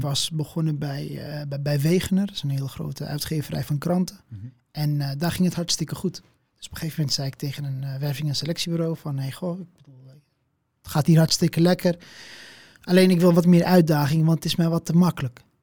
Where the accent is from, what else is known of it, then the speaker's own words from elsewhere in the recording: Amsterdam, North Holland, Netherlands; Amsterdam. En ehm, ja, ja, Marokkaanse afkomst